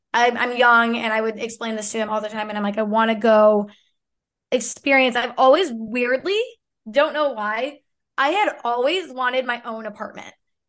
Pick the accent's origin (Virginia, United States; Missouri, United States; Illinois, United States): Illinois, United States; be back in Illinois. I didn't want to be back. It just didn't I didn't I don't love it there. It's my hometown.